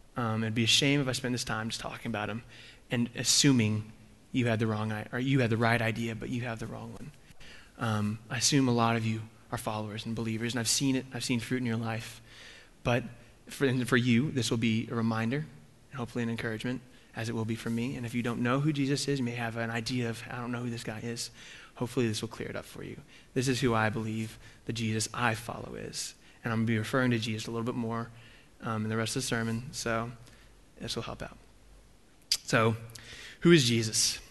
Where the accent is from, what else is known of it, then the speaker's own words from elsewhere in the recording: Texas, United States; moved away; I grew up in Texas.